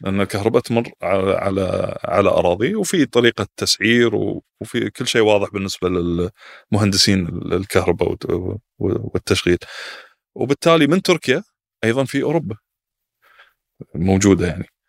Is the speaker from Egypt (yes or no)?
no; Qatar; عندنا في قطر